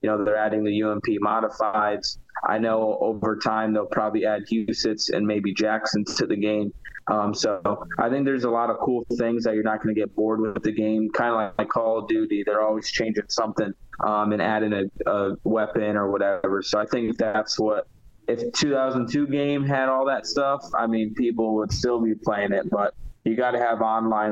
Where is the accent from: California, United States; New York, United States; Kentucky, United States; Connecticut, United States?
Connecticut, United States; I grew up in the Northeast